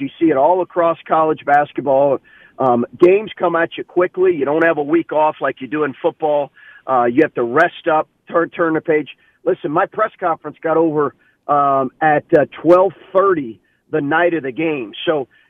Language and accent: English; Lexington, Kentucky, United States; we grew up in Lexington, Kentucky.